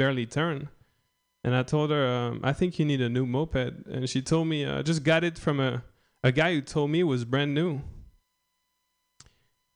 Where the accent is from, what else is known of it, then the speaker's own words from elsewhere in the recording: France; English is a second language; moved away as an adult; also born or lived in Philadelphia; I'm just French. I'm from a small village in France